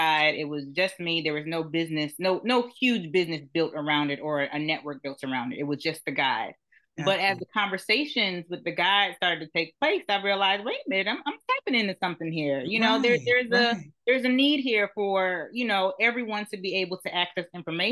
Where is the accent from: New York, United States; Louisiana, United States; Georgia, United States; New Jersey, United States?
New Jersey, United States; also born or lived in Trinidad (family); now in Atlanta, United States; I'm originally from New Jersey, family's from Trinidad, but I actually live in Atlanta now